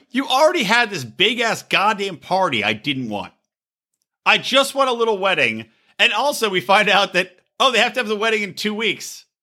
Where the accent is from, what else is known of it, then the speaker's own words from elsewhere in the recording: Philadelphia, Pennsylvania, United States; he's from Philly. I'm from Philly. We're Philly guys.